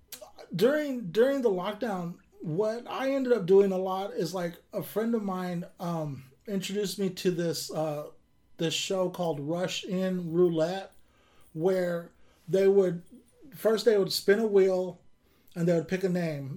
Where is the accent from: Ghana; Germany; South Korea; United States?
United States; Kern County, California; born or raised there; now in Sacramento, United States